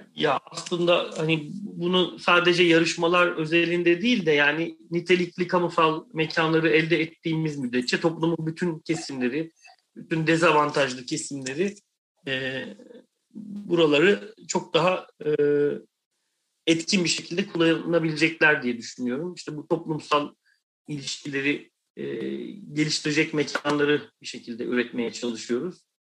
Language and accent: Turkish; Istanbul, Turkey; ben bir Anadolu yakalıyım yani Kadıköylüyüm